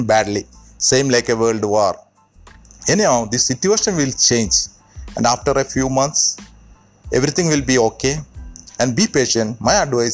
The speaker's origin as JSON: {"language": "English", "town": "Thrissur", "region": "Kerala", "country": "India", "tie": "born or raised there", "moved": "as an adult", "lives_now": "Jubail, Saudi Arabia", "said": "Basically, I am from India. Native place is Trichur"}